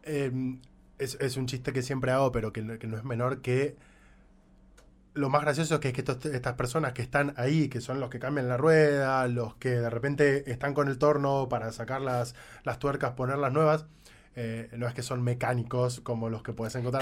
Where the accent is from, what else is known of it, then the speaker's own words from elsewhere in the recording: Argentina; momento mi país